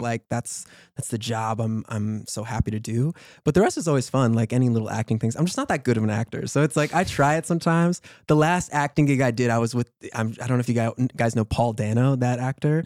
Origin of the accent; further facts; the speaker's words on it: New York City, New York, United States; growing up in New York